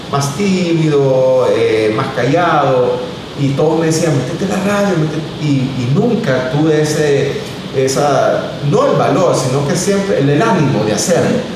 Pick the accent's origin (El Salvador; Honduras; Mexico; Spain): El Salvador; yo empecé como buen salvadoreño a, como decimos, a rebuscarme para darle lo mejor a mi hija y eh, trabajé eh, de bodeguero en una máquina en la zona franca de San Marcos.